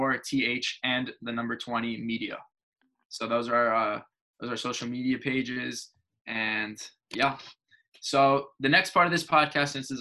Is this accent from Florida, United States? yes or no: yes; Miami, Florida, United States; I'm actually from Miami, Florida